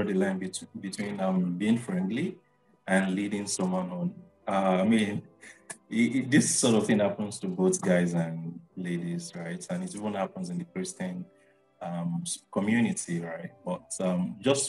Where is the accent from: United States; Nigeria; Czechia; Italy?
Nigeria; Lagos; I'm from Lagos, Nigeria